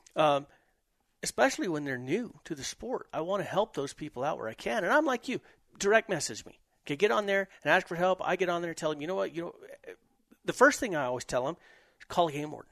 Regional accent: New Mexico, United States; I'm from New Mexico

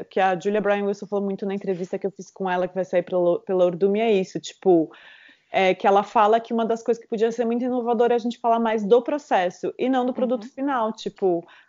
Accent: southern Brazil, Brazil; also born or lived in Caxias do Sul; eu venho do sul e no sul o carnaval tá começando há pouco tempo também

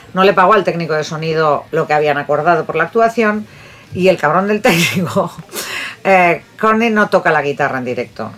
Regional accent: Bilbao, Basque Country, Spain; moved away; soy de Bilbao

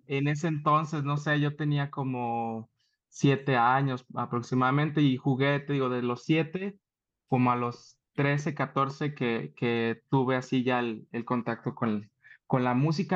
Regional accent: Saltillo, Coahuila, Mexico; moved away as an adult; now in Mexico City, Mexico; soy originario de Saltillo. Allá en Saltillo, pues todas las, toda mi preparación educativa la, la tuve allá

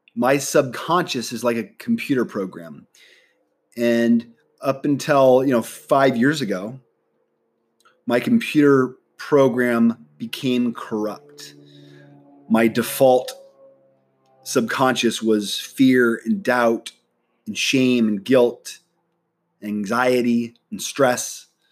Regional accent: Nebraska, United States; moved away as an adult; now in San Diego, United States; I'm originally from Nebraska. All my family lives in Nebraska.

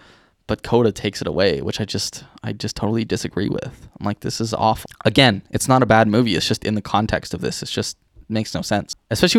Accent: Ireland; Yeah, I think I'm Irish, so I can agree to that.

